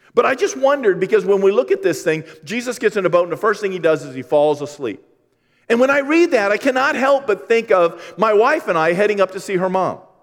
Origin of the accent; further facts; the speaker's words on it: Maine, United States; I'm from Maine